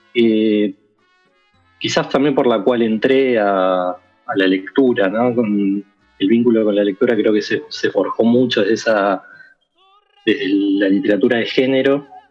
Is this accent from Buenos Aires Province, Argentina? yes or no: yes; Quilmes, Buenos Aires Province, Argentina; yo soy de Quilmes